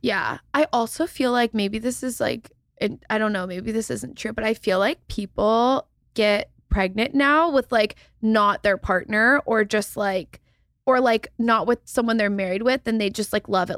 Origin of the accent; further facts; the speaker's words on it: Texas, United States; I'm from Texas